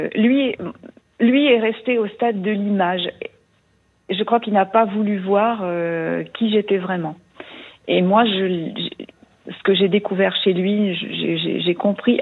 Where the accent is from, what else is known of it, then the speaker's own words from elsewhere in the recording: eastern France, France; moved away as an adult; also born or lived in Paris region; now in Lyon region, France; je suis restée dans ma région d'origine, euh, dans l'Est de la France, pendant 25 ans, et puis 25 ans ici